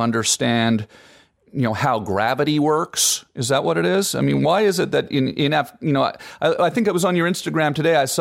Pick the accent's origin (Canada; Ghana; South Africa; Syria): Canada; as a kid growing up in Canada